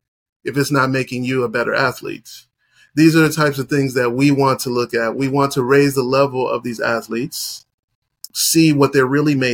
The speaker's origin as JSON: {"language": "English", "country": "United States", "tie": "born or raised there", "also_born_or_lived": "Haiti (ancestry)", "said": "I am American-born Haitian"}